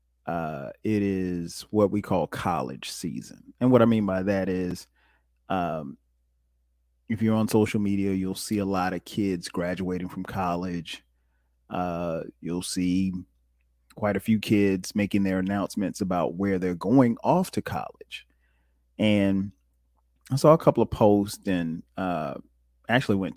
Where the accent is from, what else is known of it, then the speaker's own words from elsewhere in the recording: Florence, South Carolina, United States; where I'm from Florence, South Carolina. It's a small town in the state of South Carolina.